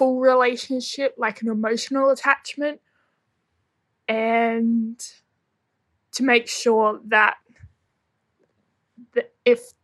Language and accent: English; Australia; I'm from Australia